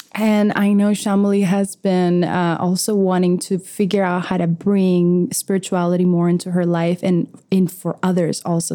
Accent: Venezuela; I was born in South America, Venezuela.

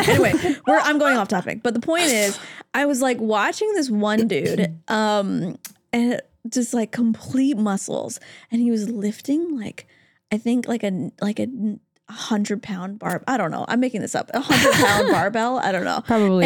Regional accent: Canada; now in Los Angeles, United States; I, as a Canadian

